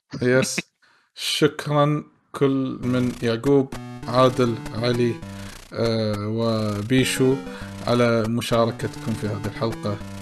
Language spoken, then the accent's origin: Arabic; Kuwait; ديرتنا الكويت